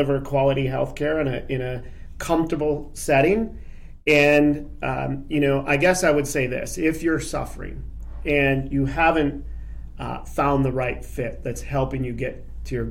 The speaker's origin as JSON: {"language": "English", "town": "Traverse City", "region": "Michigan", "country": "United States", "tie": "born or raised there", "moved": "as an adult", "lives_now": "Aurora, United States", "said": "Grew up, born and raised in Traverse City, Michigan."}